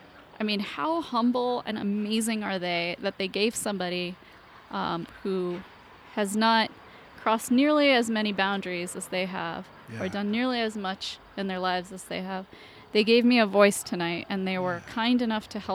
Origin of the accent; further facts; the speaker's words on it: Kentucky, United States; also born or lived in India; now in Phoenix, United States; Born in India, raised in Kentucky